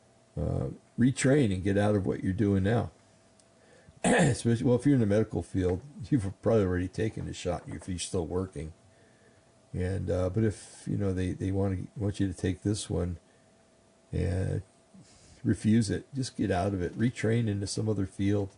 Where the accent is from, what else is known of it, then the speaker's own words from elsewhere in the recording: New Jersey, United States; I grew up in New Jersey